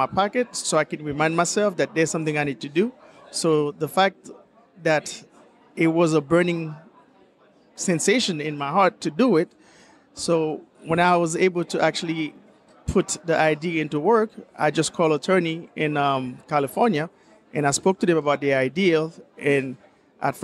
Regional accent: Haiti; also born or lived in Florida, United States; now in Hemsbach, Germany; I'm originally from Haiti, but I live in Florida, and now my home is in Germany.

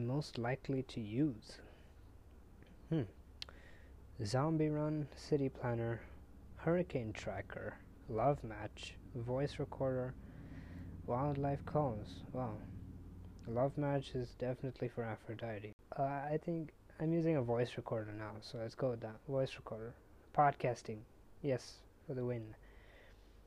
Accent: India; I'm Indian

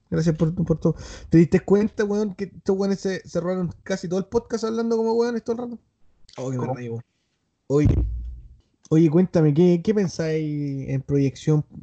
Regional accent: Cuba; Soy de Cuba, mijo.

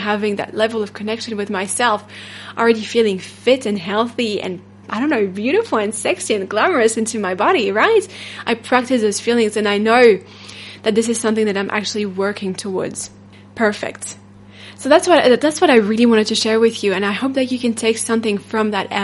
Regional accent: France; accent: French; English is a second language; my French accent

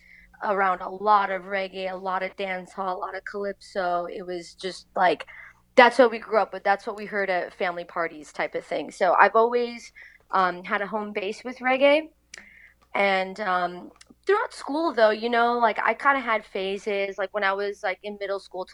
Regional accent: Long Island, New York, United States; So I grew up in Long Island. I still live in the same house since I was a kid.

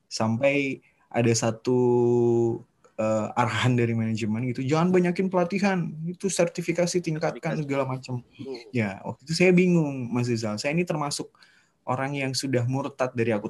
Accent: Bontang, East Kalimantan, Indonesia; Saya dan adik-adik semua kelahiran Bontang akhirnya.

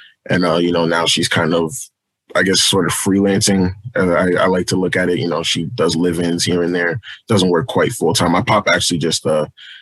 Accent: Philadelphia, Pennsylvania, United States; moved away as an adult; also born or lived in Trenton; I'm from Philadelphia. I was born in Trenton, but I lived in Philadelphia pretty much my whole life up until last year

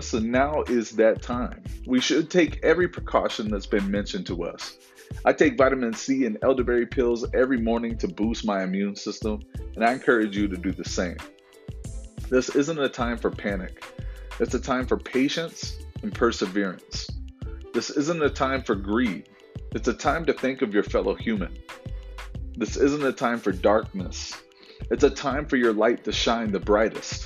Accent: Florida, United States; I grew up in Florida during hurricanes.

